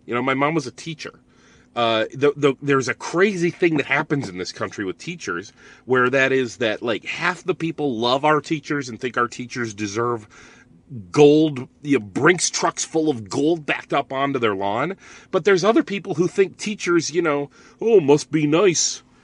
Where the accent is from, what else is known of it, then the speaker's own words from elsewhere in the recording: Northeast Ohio, United States; I grew up in Northeast Ohio